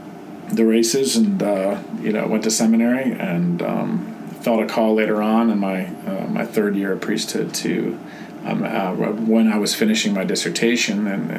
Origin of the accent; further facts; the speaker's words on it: Sharpsville, Pennsylvania, United States; moved away; I'm from Sharpsville, Pennsylvania.